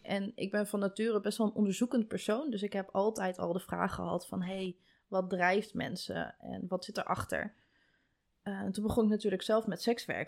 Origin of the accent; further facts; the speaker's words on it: Koekange, Drenthe, Netherlands; Maar ik ben een kleine boerentrien. Ik kom uit Koekangen.